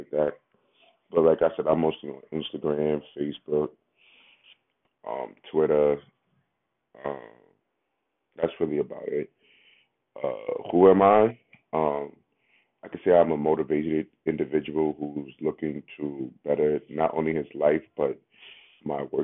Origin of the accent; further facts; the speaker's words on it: New York City, New York, United States; also born or lived in Bronx, New York; I'm from Harlem, New York. Born in Bronx, New York